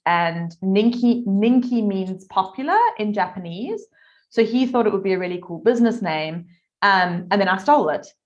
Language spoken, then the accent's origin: English; South Africa; now in Adelaide, Australia; I'm originally from South Africa, if you're wondering where my accent comes from.